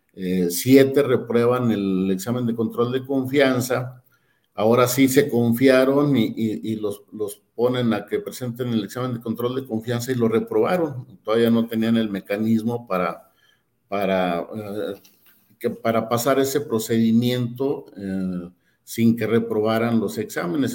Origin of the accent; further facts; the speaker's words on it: Durango, Mexico; yo soy de Durango